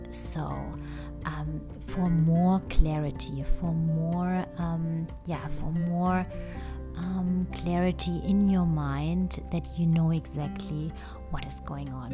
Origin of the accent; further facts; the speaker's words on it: Germany; English is a second language; moved away as an adult; now in United States; I come from Germany, but recently um, I moved indeed 100% now to the US